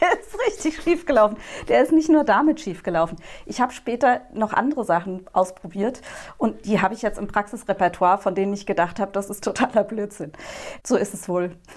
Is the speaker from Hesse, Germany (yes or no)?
yes; Frankfurt, Hesse, Germany; moved away as an adult; also born or lived in Berlin / Neu-Isenburg / Dreieich; now in Nierstein, Germany; ich bin im Frankfurter Westend aufgewachsen und das ist einfach ganz zentral.